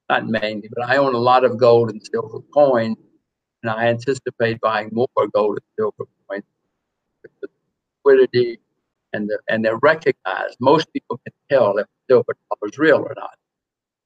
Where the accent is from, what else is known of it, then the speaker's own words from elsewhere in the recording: Alabama, United States; moved away; I grew up in Alabama a long time ago